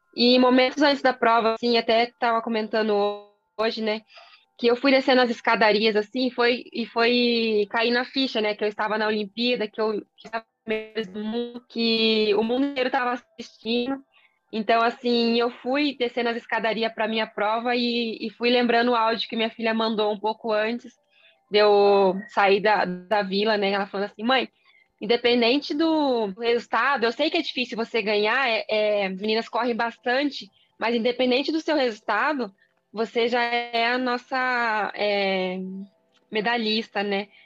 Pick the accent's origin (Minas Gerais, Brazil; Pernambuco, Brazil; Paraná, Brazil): Paraná, Brazil; Londrina; eu sou natural de Londrina